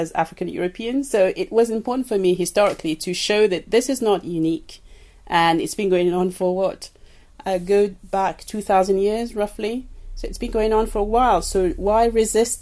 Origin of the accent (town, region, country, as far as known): Paris, Île-de-France, France; born or raised there; moved away; also born or lived in Cameroon